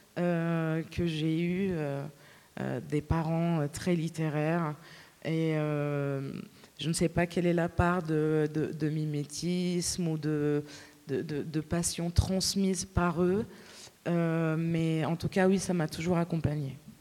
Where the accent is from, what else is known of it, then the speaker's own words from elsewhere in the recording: Lebanon; first language Arabic; French is a second language; moved away; quand je retourne au Liban ou euh, quand je mélange des petits mots de français avec euh, mes proches qui parlent arabe